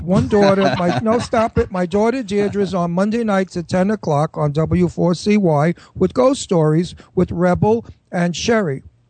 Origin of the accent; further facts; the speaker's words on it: New York City, New York, United States; also born or lived in Brooklyn / Los Angeles; I was from Astoria. I was born in Brooklyn, and then we moved to Astoria, Queens.